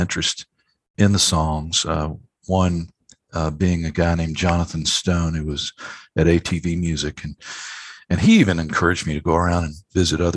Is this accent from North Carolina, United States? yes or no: yes; Winston-Salem, North Carolina, United States; moved away as an adult; now in Nashville, United States; gone back to my hometown, I was playing a little trio in Winston-Salem, North Carolina, is where I'm from